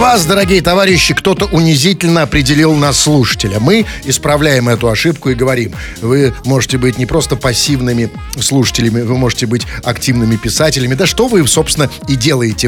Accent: Saint Petersburg, Russia; Мы же петербуржцы такие лощёные, холёные

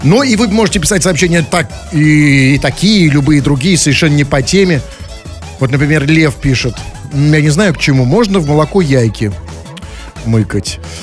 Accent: Saint Petersburg, Russia; что же мы за петербуржцы с вами такие

